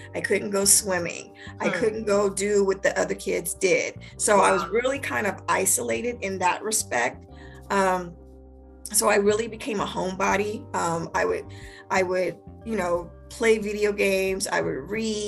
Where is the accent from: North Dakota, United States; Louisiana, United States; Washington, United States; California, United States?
Washington, United States; Spokane; moved away as an adult; also born or lived in Maryland; I'm from Spokane, Washington, born and raised, went through the whole school system